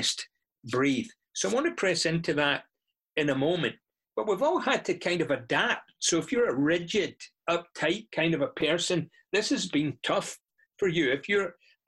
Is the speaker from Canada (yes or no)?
no; Scotland, United Kingdom; moved away; I'm from Scotland, and that's why I speak this way.